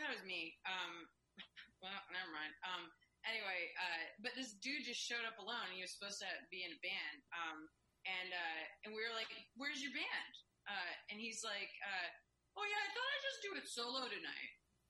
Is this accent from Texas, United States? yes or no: yes; Texas, United States; I'm from Texas